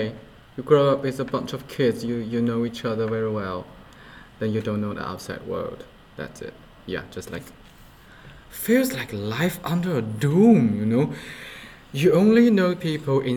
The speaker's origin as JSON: {"language": "English", "town": "Xianyang", "region": "Shaanxi", "country": "China", "tie": "born or raised there", "said": "Xi'an and my hometown Xianyang, it used to be two different cities."}